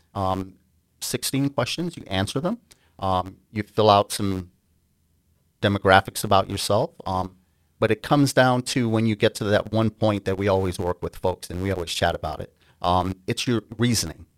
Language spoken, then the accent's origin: English; New York, United States; also born or lived in Grenada; I immigrated to the United States from a small island in the Caribbean, the island of Grenada, um, at a young age, about ten, and I grew up on the East Coast in New York